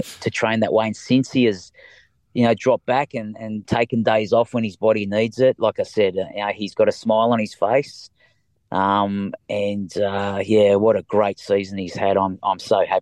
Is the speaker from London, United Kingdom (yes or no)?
no; Leeds, Yorkshire and the Humber, United Kingdom; now in Australia; I was born in Leeds, the same as Monty